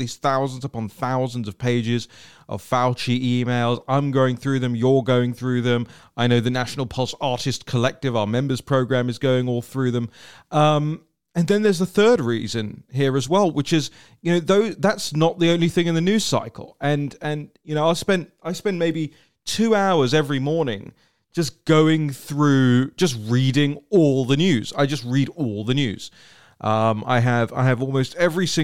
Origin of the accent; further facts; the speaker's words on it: England, United Kingdom; now in Washington, D.C., United States; I'm so English